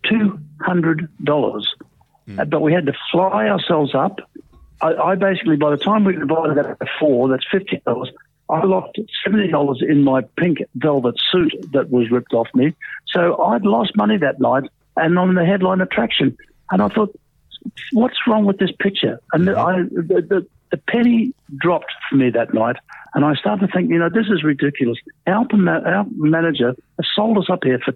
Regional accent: Brisbane, Queensland, Australia; moved away; also born or lived in St Kilda; in Brisbane, my hometown.

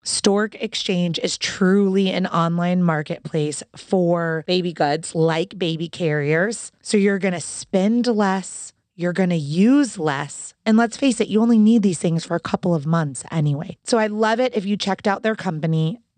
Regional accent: Orlando, Florida, United States; I know exactly where you are because I'm from Orlando, Florida.

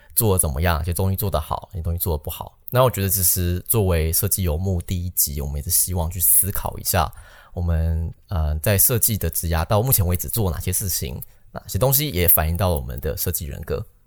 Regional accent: Taiwan; moved away as an adult; also born or lived in Netherlands / Beijing / Silicon Valley; now in Amsterdam, Netherlands; 我们台湾人

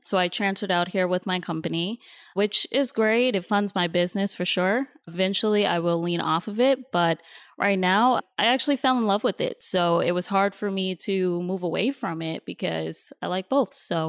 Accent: New York, United States; now in Los Angeles, United States; Like you mentioned, I am from New York, so I just moved to LA about 3 months ago.

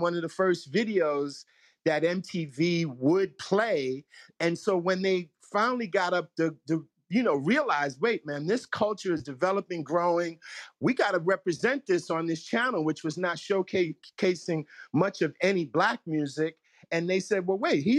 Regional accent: New York City, New York, United States; growing up in New York City

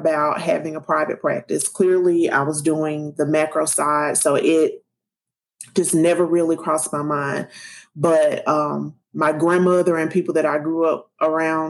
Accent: South Carolina, United States; I'm from South Carolina and mother, wife, all that good stuff.

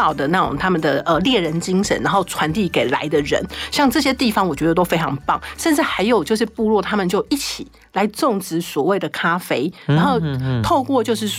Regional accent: Taiwan; also born or lived in Tainan / Ruisui, Hualien (family home); 为什么我们台湾人不知道的地方，外国人都知道？

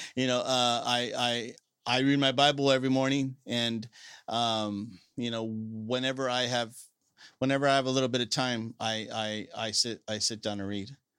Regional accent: Salinas, California, United States; I'm a lifelong resident of Salinas

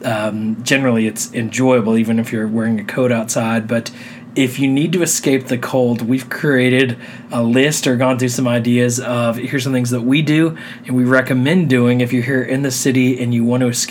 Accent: Texas, United States; now in New York City, United States; and people from the South, so we're from Texas

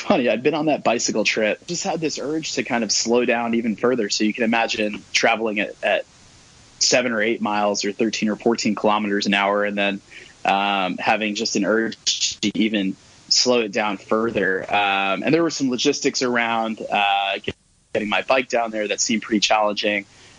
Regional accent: United States; I'm from the United States. I'm American.

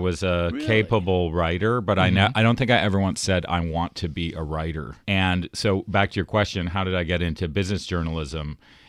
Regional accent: Toronto, Ontario, Canada; moved away as an adult; also born or lived in United States; I was from Toronto, and I did not have a sense of Wall Street at the time.

